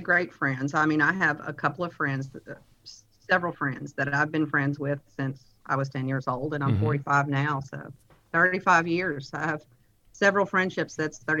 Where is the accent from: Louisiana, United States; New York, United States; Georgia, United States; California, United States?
Louisiana, United States; Lake Charles; also born or lived in Oklahoma City, Oklahoma / Reeves, Louisiana; now in Houston, United States; I was born in Oklahoma City, Oklahoma, but my mom was from Louisiana. She moved us back down to Louisiana when I was a young baby, and so I was raised in the Lake Charles area.